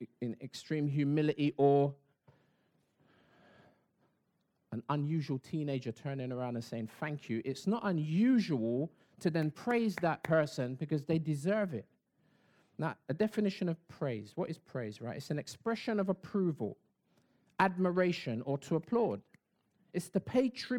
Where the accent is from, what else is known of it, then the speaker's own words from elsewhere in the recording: London, United Kingdom; I used to live in East Dulwich